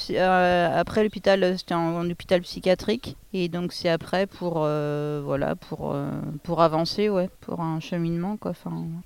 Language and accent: French; Pays de la Loire, France; bon, en plus je venais pas d'ici, je venais du Maine-et-Loire. donc tout était nouveau.